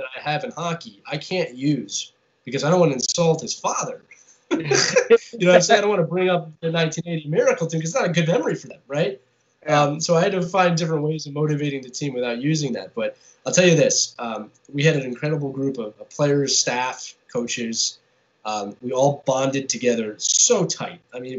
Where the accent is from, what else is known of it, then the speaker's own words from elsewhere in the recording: Northeast, United States; I grew up in the Northeast where there's a lot of hockey teams.